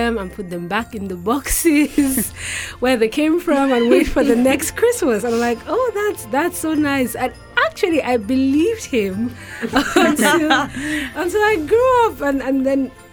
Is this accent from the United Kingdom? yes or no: no; Cameroon; I'm from Cameroon.